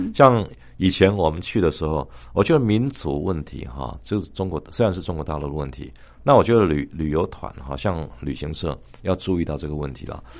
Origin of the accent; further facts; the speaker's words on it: Taiwan; 说我们是从台湾来的